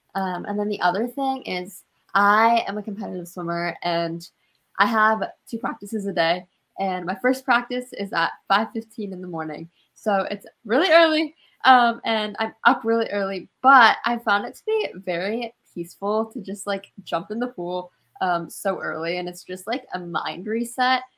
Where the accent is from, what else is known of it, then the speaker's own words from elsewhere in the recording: Washington, United States; I'm from Winville, Washington